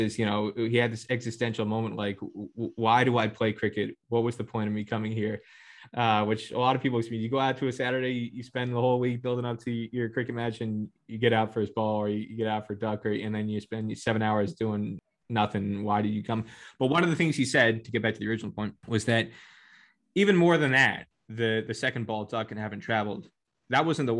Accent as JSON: {"language": "English", "region": "Kansas", "country": "United States", "tie": "born or raised there", "also_born_or_lived": "Connecticut"}